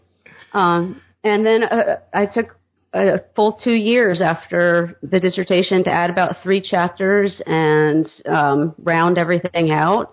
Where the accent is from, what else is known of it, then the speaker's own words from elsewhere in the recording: Atlanta, Georgia, United States; also born or lived in Hattiesburg, Mississippi / South Carolina; I grew up mainly in the suburbs of Atlanta and in Atlanta itself